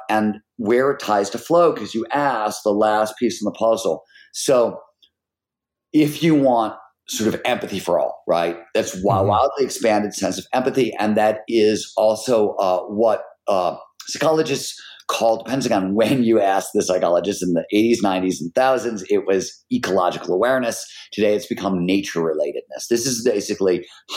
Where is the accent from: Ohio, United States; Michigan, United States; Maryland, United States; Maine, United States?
Ohio, United States; Cleveland; I'm from fucking Cleveland